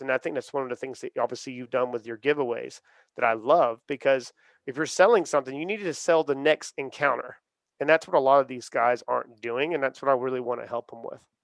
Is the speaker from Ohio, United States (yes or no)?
no; Charleston, South Carolina, United States; I'm from the South. I'm from Charleston, South Carolina